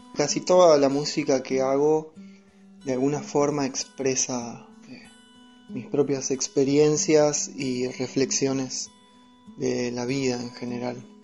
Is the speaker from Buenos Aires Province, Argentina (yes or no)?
no; San Francisco, Córdoba, Argentina; moved away as an adult; also born or lived in Villa María / San Martín de los Andes; now in Spain; soy músico de San Francisco, provincia de Córdoba, pero hace un año y medio que vivo en San Martín de los Andes